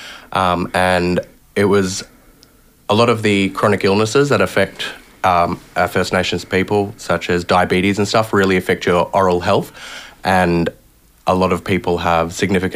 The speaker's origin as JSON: {"language": "English", "town": "Brisbane", "region": "Queensland", "country": "Australia", "tie": "born or raised there", "said": "I was born and raised here in Brisbane"}